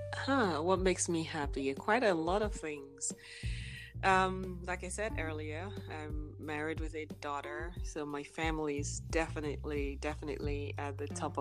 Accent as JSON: {"language": "English", "country": "Nigeria", "tie": "born or raised there", "moved": "yes", "lives_now": "Texas, United States", "said": "I am from Nigeria, born and raised. I live here in the US, in Texas."}